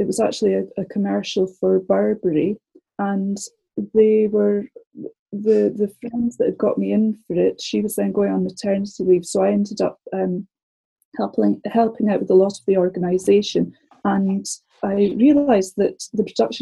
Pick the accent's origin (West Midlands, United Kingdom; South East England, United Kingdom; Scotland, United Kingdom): Scotland, United Kingdom; moved away as an adult; now in London, United Kingdom; I'm from Scotland originally, as you can probably tell